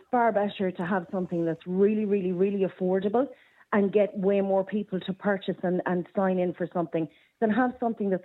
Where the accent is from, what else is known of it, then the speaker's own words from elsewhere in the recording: Roscommon, Connacht, Ireland; I'm from Roscommon